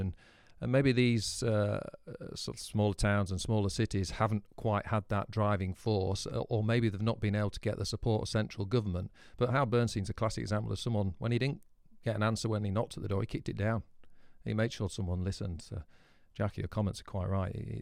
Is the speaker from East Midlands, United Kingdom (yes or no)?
no; Scarborough, Yorkshire and the Humber, United Kingdom; my hometown